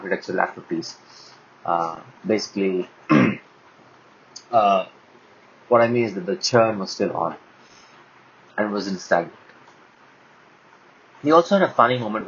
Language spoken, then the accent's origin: English; India; We're all from India